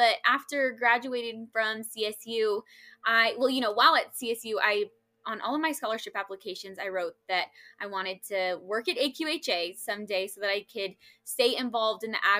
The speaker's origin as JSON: {"language": "English", "town": "Parker", "region": "Colorado", "country": "United States", "tie": "born or raised there", "said": "I am about to be 26 years old. It's so crazy. My goodness, how time flies. But I grew up in Parker, Colorado, graduated from Ponderosa High School"}